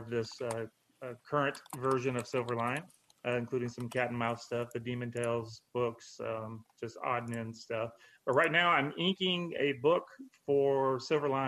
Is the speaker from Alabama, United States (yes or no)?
no; Mississippi, United States; now in Orlando, United States; I'm from I'm from Mississippi, but I live in Orlando, Florida.